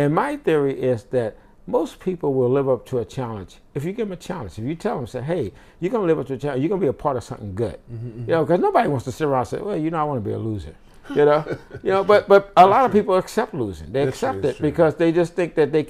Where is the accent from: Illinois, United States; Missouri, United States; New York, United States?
Missouri, United States; St. Louis; moved away as an adult; I grew up in St. Louis, and my area was predominantly black